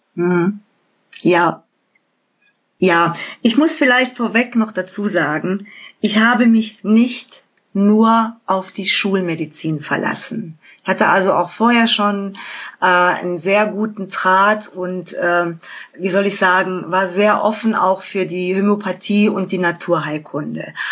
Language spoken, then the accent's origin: German; Germany; bei uns in Deutschland